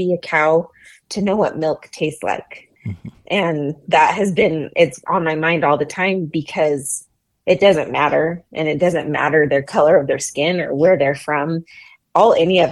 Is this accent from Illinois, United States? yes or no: no; Idaho, United States; I was a girl from Idaho